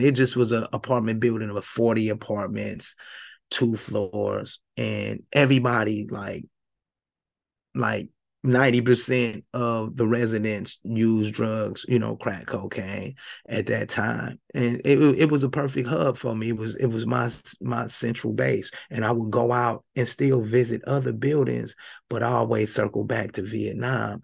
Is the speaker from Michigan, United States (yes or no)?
yes; Flint, Michigan, United States; moved away as an adult; also born or lived in Indianapolis; I'm originally from Flint, Michigan. I'm from Flint, Michigan. I grew up in Flint